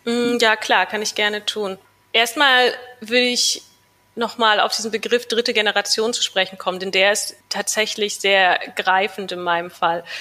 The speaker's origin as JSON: {"language": "German", "town": "Wernigerode", "region": "Saxony-Anhalt", "country": "Germany", "tie": "born or raised there", "also_born_or_lived": "New York, United States", "moved": "as an adult", "lives_now": "Berlin, Germany", "said": "Meine Kindheit und Jugend habe ich dann in meiner Heimatstadt Wernigerode verbracht"}